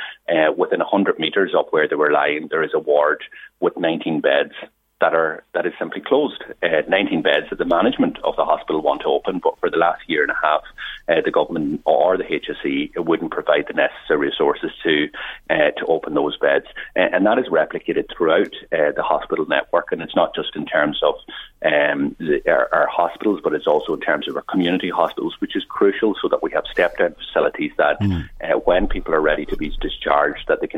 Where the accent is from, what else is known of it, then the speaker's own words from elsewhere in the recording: West Donegal, Ulster, Ireland; I come from a border county. I come from West Donegal